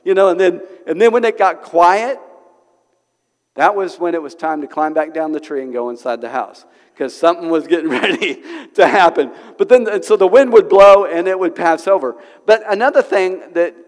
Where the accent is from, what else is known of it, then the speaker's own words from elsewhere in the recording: Oklahoma, United States; now in Springdale, United States; I'm from Oklahoma. So we have some wind in Oklahoma